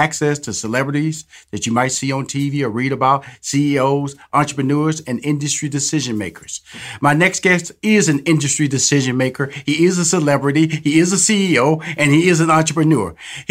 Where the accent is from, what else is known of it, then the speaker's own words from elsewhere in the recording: Houston, Texas, United States; I'm from Houston, Texas.